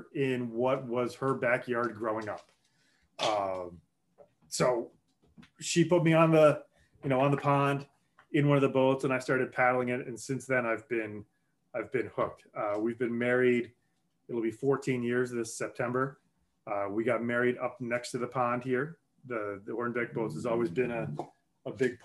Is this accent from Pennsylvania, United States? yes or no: yes; Philadelphia, Pennsylvania, United States; moved away as an adult; also born or lived in Schenectady, New York / San Diego, California; I grew up outside of Northeast Philadelphia